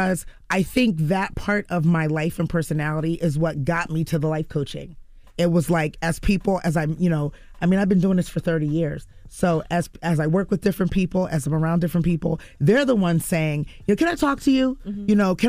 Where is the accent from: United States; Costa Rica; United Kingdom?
United States; New Jersey; So growing up in Jersey, mm-hmm. my parents used to bring me up to the city.